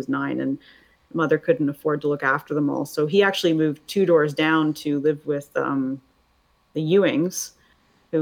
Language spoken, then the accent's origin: English; Canada; I'm Canadian